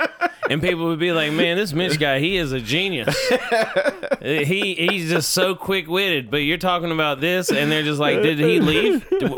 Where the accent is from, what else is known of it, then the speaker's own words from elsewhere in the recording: Georgia, United States; England, Georgia? Is that what you mean? I'm from Georgia.